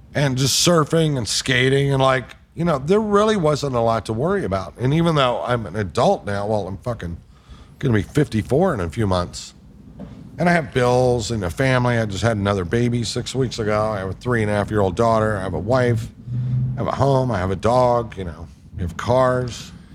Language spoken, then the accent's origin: English; the South, United States; I'm from the South